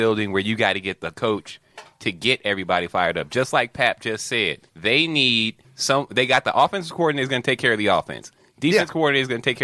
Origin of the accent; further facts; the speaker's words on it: the South, United States; I grew up in the South